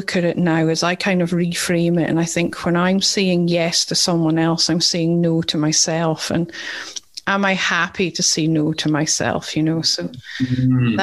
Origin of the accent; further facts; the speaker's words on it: Scotland, United Kingdom; accent: Scottish; now in Perth, Australia; It's speaking to a fellow Scot.